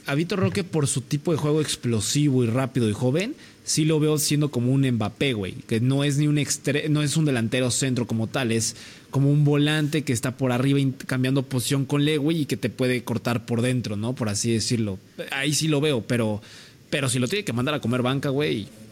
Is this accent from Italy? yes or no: no; Mexico; lo digo como mexicano